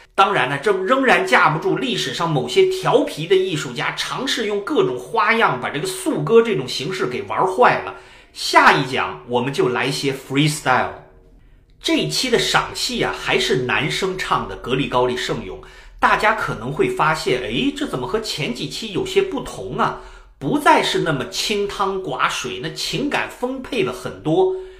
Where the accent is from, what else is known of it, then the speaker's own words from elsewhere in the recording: China; 我们中国人